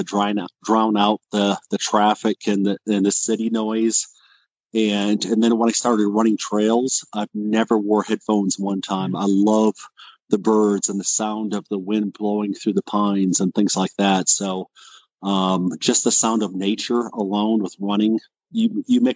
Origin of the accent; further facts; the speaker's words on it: Wisconsin, United States; now in Colorado, United States; I'm originally from Wisconsin, so the winters here in Colorado are mild compared to Wisconsin